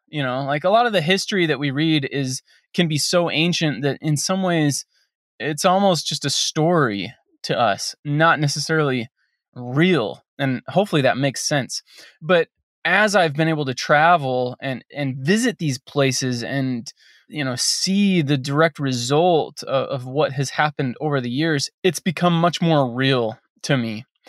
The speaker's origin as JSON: {"language": "English", "region": "Western United States", "country": "United States", "tie": "born or raised there", "said": "I grew up in the Western United States"}